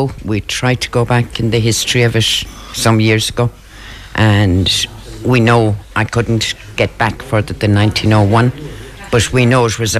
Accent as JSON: {"language": "English", "town": "Gort", "region": "Connacht", "country": "Ireland", "said": "I came from Gort."}